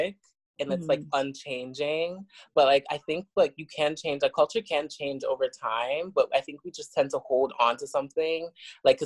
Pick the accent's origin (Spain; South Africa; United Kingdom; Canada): South Africa; I was born in South Africa